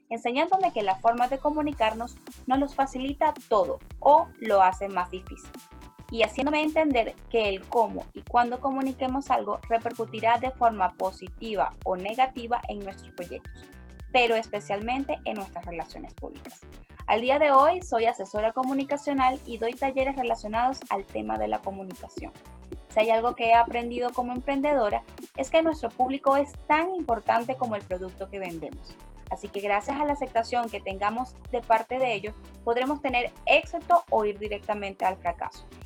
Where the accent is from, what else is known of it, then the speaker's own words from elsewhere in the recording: Venezuela; moved away; Soy una migrante venezolana, madre, hija, esposa, soñadora y emprendedora